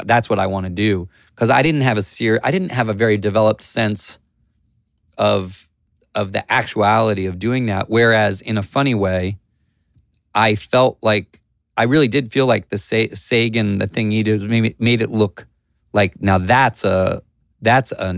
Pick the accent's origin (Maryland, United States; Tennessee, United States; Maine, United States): Maryland, United States; Columbia; Grew up in Columbia, Maryland, between Baltimore and Washington.